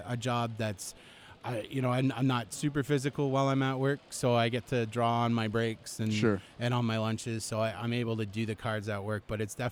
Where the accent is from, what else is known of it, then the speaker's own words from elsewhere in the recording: Canada; I'm Canadian